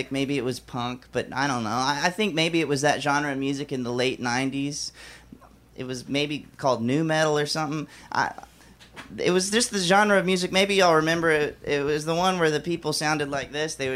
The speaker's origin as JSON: {"language": "English", "region": "Alabama", "country": "United States", "said": "I'm from Alabama, and those are two of the more interesting things about me. Uh, when I was a kid back in Alabama, um, I was in an emo band."}